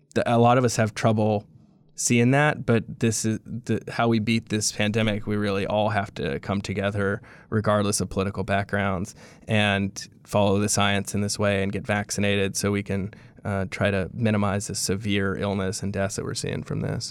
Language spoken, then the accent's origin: English; Louisiana, United States; I'm from Louisiana, I'm from here, I was born and raised in this state